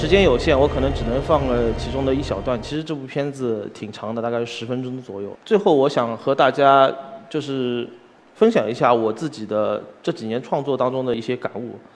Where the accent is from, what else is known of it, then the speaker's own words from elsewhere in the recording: Shanghai, China; 因为我是从小是在嘉定长大的，所以我其实受，受的很多的就是中国传统文化的一些，一些熏，呃，感染